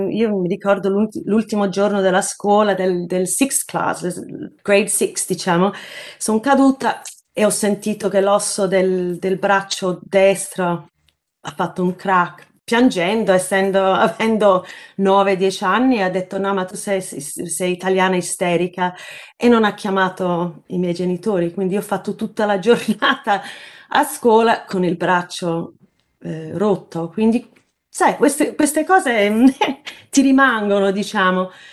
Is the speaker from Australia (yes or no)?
yes; Sydney, New South Wales, Australia; moved away as an adult; also born or lived in Naples, Italy; now in London, United Kingdom; andavo dai nonni a Napoli dove sono nata in un certo senso, anche se sono cresciuta in Australia